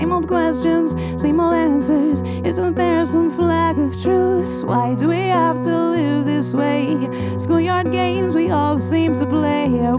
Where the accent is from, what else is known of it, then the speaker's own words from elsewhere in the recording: Royalton, Vermont, United States; Yeah, so I grew up in Royalton, Vermont, which is about an hour away, central Vermont, and I've just been singing forever.